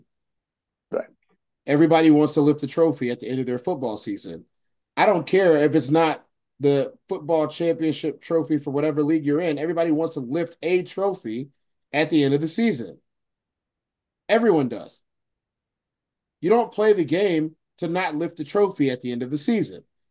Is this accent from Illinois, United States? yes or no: yes; Chicago, Illinois, United States; being a Chicagoan